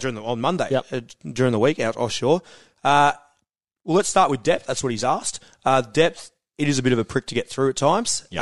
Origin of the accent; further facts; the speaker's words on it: Queenscliff, Victoria, Australia; Queenscliff is where I'm from